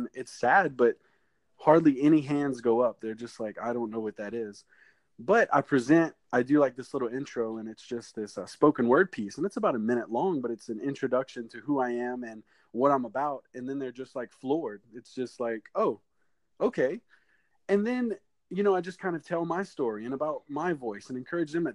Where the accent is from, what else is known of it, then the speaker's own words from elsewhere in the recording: Houma, Louisiana, United States; I'm from Houma, Louisiana